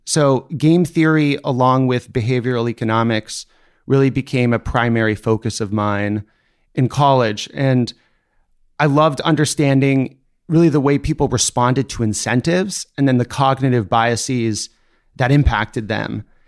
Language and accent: English; Seattle, Washington, United States; I grew up in Seattle, Washington